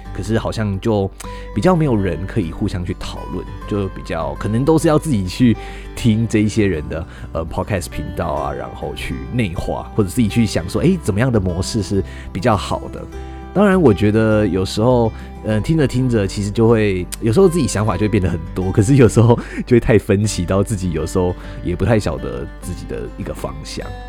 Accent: Tainan, Taiwan; 大家知道我是台南人

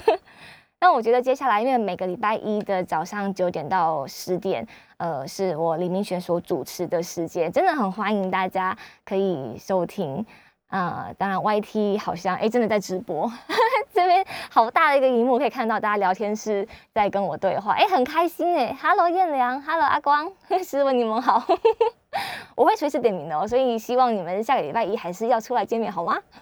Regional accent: Kaohsiung, Taiwan; also born or lived in Beijing; 因为我是高雄人

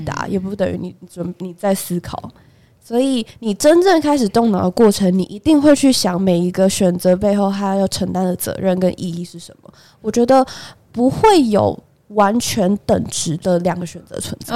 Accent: Taipei, Taiwan; 我本人是土生土长台北人

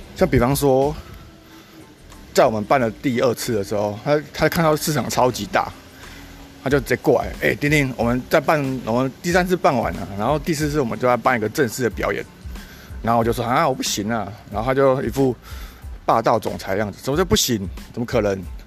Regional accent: Kaohsiung, Taiwan; 我自己也是高雄人

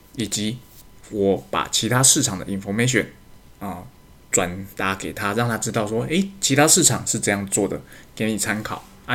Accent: Taiwan; 身为台湾人的自卑感

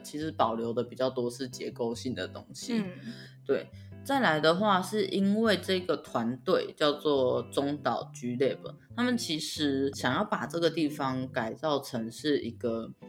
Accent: Taichung, Taiwan; 今天台中篇就介绍到这边。那希望大家就是对我的家乡就是有一些甲庆季以外的印象啦

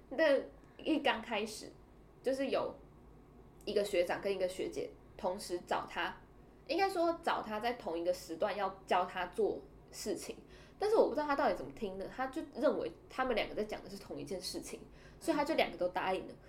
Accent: Taiwan; 我就是台湾人啊

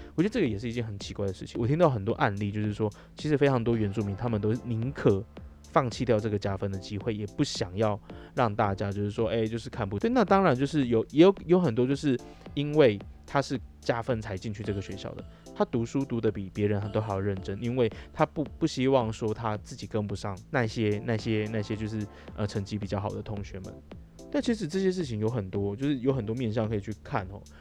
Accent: Taiwan; 我们台湾人

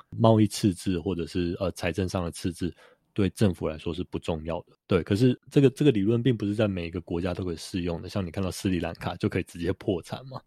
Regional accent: Taiwan; 我们台湾人

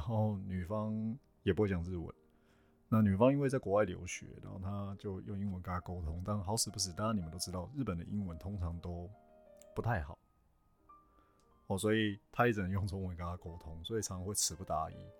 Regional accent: Taiwan; first language Chinese; 比如说台湾人嘛，台湾人彼此传讯息，因为母，母语都是中文

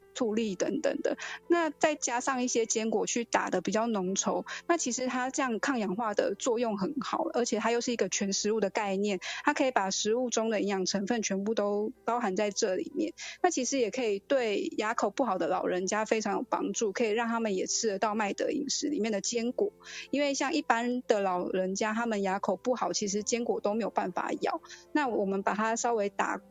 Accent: Taiwan; 这其实也都是我们台湾人还蛮常吃到的东西。

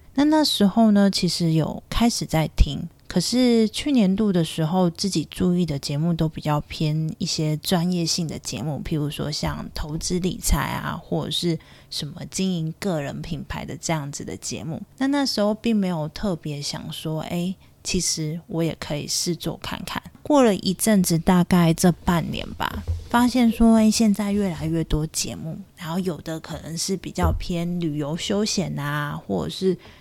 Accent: Chiayi, Taiwan; 我的家乡嘉义

